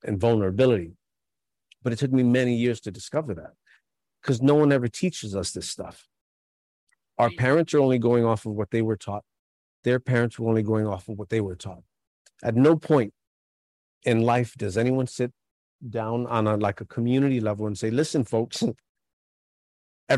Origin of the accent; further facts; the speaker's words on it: New York City, New York, United States; I grew up in New York City